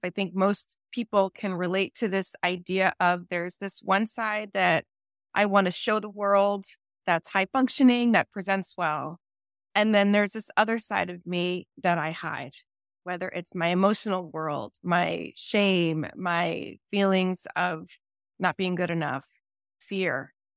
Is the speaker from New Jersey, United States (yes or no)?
yes; New Jersey, United States; now in California, United States; I'm from New Jersey originally